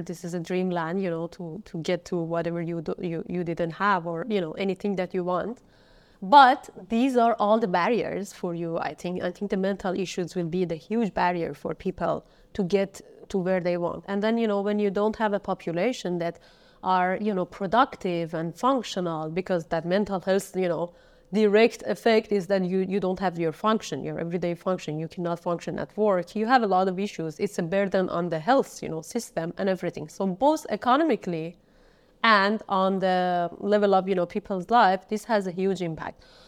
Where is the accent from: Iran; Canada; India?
Iran; Kermanshah, Kermanshah Province; moved away; I was born in Kermanshah